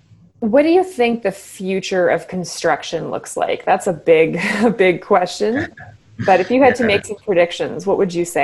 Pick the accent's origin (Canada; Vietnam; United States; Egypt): Canada; Kitchener, Ontario; I grew up in Kitchener-Waterloo